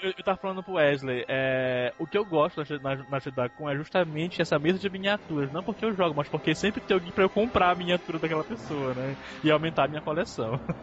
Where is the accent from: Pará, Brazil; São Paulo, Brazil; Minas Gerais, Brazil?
Pará, Brazil; o … é da minha terra